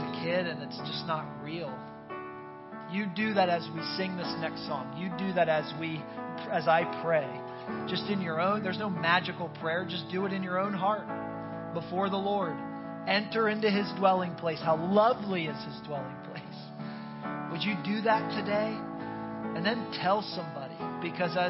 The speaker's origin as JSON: {"language": "English", "region": "Northeast", "country": "United States", "moved": "yes", "lives_now": "Tampa, United States", "said": "I'm from the Northeast"}